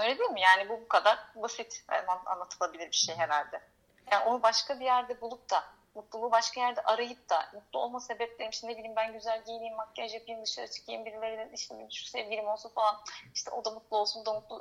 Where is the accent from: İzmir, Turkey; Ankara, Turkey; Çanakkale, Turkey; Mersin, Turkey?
İzmir, Turkey; Izmir, Turkey; moved away as an adult; also born or lived in Istanbul; now in Greece; İzmir'de doğdum. İzmir'de büyüdüm. 18 yaşında e, İstanbul'a gittim